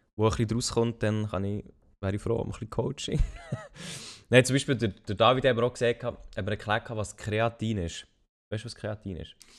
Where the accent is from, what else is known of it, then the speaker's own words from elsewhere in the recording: Switzerland; als Schweizer Bürger